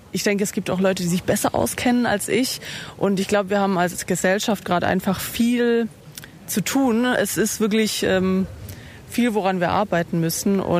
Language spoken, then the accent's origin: German; Austria; Das sage jetzt ich als Österreicherin, aber ich interessiere mich auch für deutsche Politik.